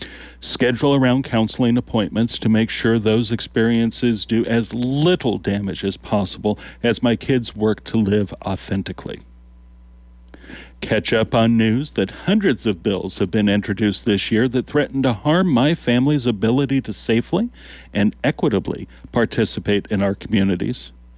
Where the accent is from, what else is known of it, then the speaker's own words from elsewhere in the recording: Lincoln, Nebraska, United States; I am from Lincoln. While I've heard that Nebraska isn't for everyone